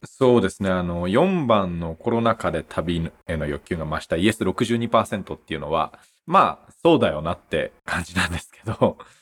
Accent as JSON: {"language": "Japanese", "town": "Aizuwakamatsu", "region": "Fukushima", "country": "Japan", "tie": "born or raised there", "said": "福島の会津若松出身で、まあ生まれも育ちもずっと福島県で"}